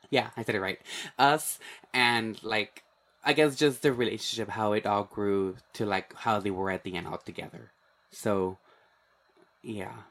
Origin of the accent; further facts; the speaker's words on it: Laredo, Texas, United States; I grew up in Laredo, and of course, it's, like, how Amber said, it's, like, more than ninety-five percent Hispanic or Mexican-American